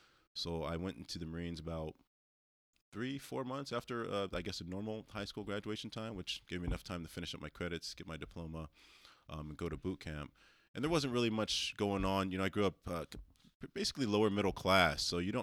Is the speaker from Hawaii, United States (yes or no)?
no; California, United States; also born or lived in Oakland; Born in the 80s in Oakland, and then, you know, family had the awesome idea to get out of there and move down to Southern California.